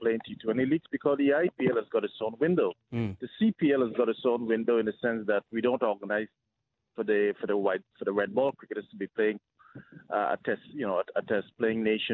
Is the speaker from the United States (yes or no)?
no; Guyana; growing up in Guyana, where I'm from